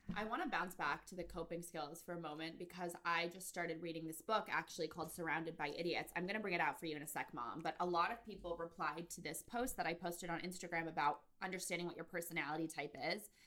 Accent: Connecticut, United States; I'm from Connecticut

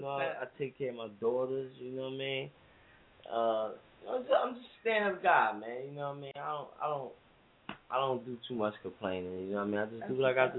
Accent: Germantown, Pennsylvania, United States; I'm from Germantown, Allegheny.

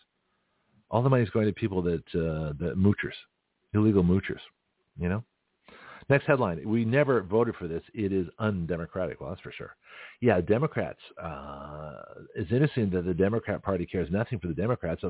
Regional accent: Canada; now in United States; I'm Canadian

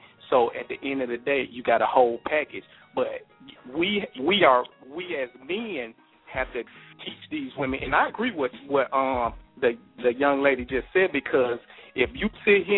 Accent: Columbus, Mississippi, United States; I've been in the Army 21 years. I'm from Columbus, Mississippi

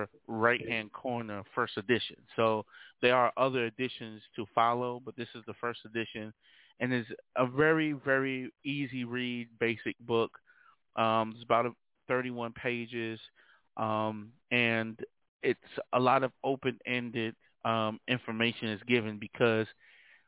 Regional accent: New York City, New York, United States; also born or lived in Uniondale, New York; I was born and raised in Brooklyn, New York, by the way, of Long Island as well. So I kind of hail from Uniondale, New York, and Brooklyn, more specifically Starrick City.

